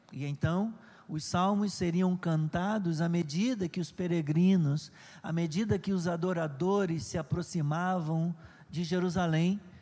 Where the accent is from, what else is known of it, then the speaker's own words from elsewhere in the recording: Nova Iguaçu, Rio de Janeiro, Brazil; já morava aqui em Nova Iguaçu, sempre eu né, nasci ali em Santa Eugênia